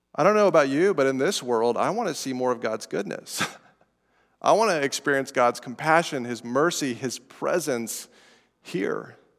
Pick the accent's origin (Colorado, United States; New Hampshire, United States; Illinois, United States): Colorado, United States; Estes Park; I'm from Colorado, from Estes Park, up near Rocky Mountain National Park